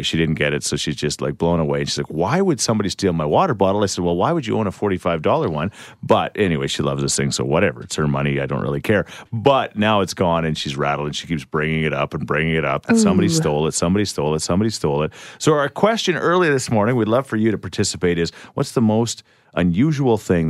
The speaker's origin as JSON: {"language": "English", "town": "Thorsby", "region": "Alberta", "country": "Canada", "tie": "born or raised there", "moved": "yes", "said": "Thorsby, it's always a long weekend out in Thorsby, so my hometown"}